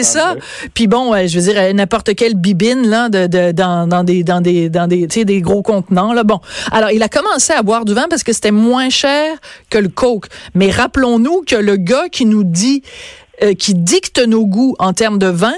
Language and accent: French; Bordeaux, Nouvelle-Aquitaine, France; je suis née à Bordeaux en 1965.